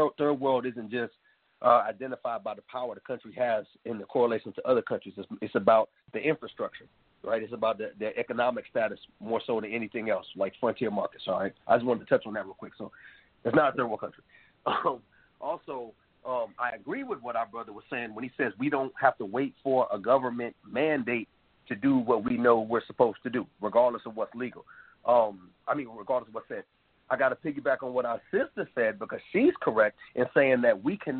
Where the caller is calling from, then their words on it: Durham, North Carolina, United States; I'm calling from Durham, North Carolina.